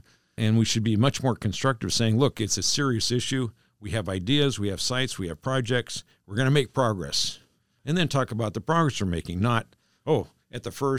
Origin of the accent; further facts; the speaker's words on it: East Bremerton, Washington, United States; born there; Now, to set the record straight, I was born in East Bremerton, okay? It's a big difference.